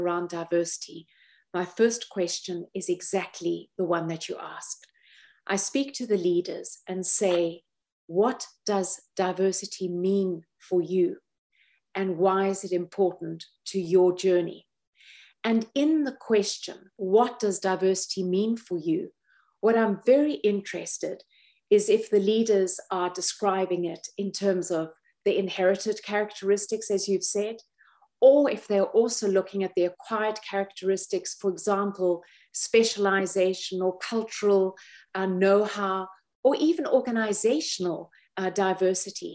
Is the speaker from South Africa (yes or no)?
yes; South Africa; I grew up in South Africa at a time that we had apartheid